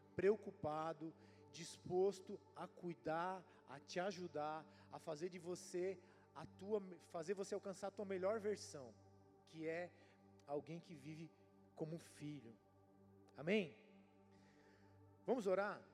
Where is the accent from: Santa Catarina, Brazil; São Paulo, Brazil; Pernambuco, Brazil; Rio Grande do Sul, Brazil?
Santa Catarina, Brazil; Palhoça; accent: manezinho; eu sou aqui da Palhoça, manezinho da Palhoça. Eu cresci vendo bode, cabra